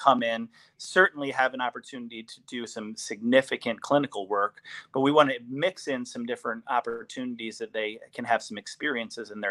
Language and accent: English; East Lansing, Michigan, United States; moved away as an adult; I am originally from East Lansing, Michigan